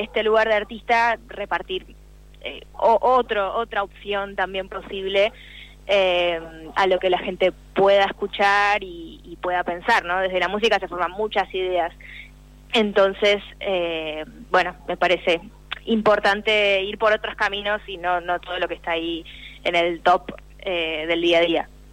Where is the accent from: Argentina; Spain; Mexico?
Argentina; Quilmes, Buenos Aires Province